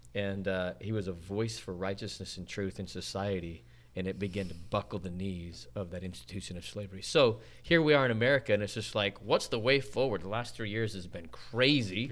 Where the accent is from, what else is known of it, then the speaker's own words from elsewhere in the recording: Salt Lake City, Utah, United States; born and raised in Salt Lake City, Utah.